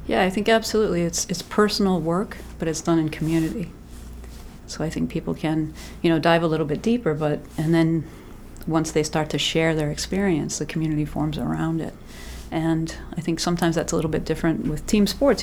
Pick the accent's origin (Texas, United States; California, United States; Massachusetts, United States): Massachusetts, United States; moved away as an adult; also born or lived in Bermuda; now in Maine, United States; I'm originally from Massachusetts